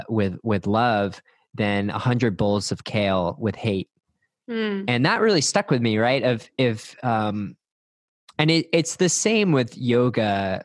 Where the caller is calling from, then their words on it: Austin, Texas, United States; I'm recording from Austin, Texas, and happy to be here.